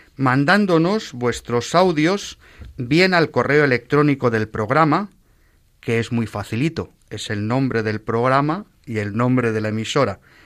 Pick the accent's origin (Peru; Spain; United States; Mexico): Spain; Madrid, Community of Madrid; yo soy de Madrid